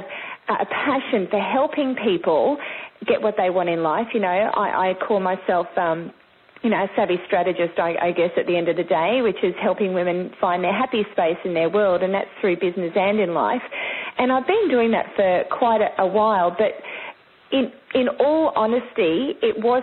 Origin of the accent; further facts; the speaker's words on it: Sunshine Coast, Queensland, Australia; I grew up actually on the Sunshine Coast, which is further north, mid-Queensland kind of thing, southeast Queensland. And I've spent most of my time here